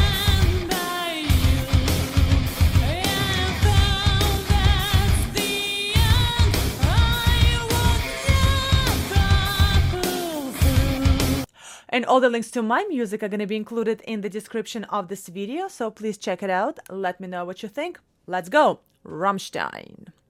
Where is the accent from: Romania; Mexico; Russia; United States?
Russia; moved away; I'm originally from Russia